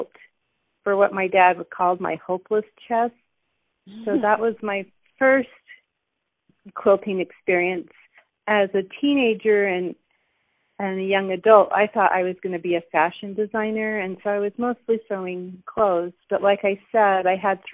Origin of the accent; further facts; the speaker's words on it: Ogden, Utah, United States; I was born in Ogden, Utah, and I was raised in Utah, just along the Wasatch Front is where I grew up